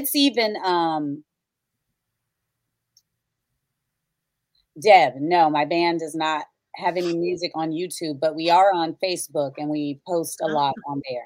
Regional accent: Gary, Indiana, United States; I'm growing up in Gary, Indiana. I was raised in the projects.

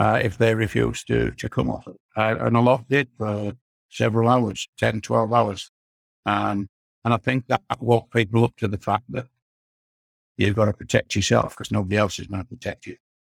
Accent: Morley, Yorkshire and the Humber, United Kingdom; also born or lived in Leeds; I was born and bred in Morley

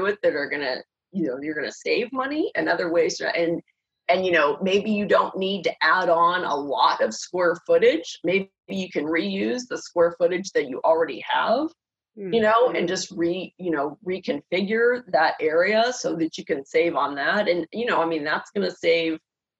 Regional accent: Pittsburgh, Pennsylvania, United States; now in California, United States; I grew up in Pittsburgh

